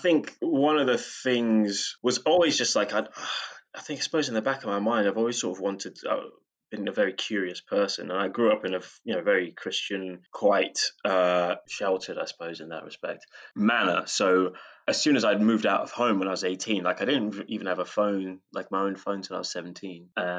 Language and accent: English; United Kingdom; we're British, so there is that.